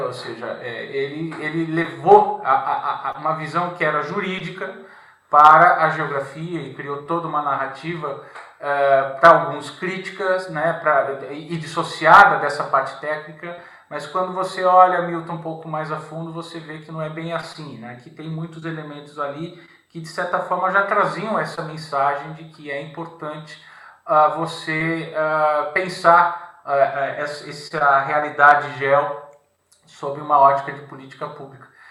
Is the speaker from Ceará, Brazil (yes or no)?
no; São Paulo, Brazil; moved away as an adult; also born or lived in Brasília / Rio de Janeiro; now in Portugal; E depois eu voltei para São Paulo, sou de São Paulo